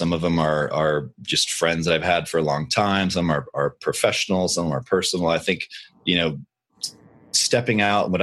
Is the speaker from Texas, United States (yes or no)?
yes; Austin, Texas, United States; I live in Austin, Texas, and I grew up in Austin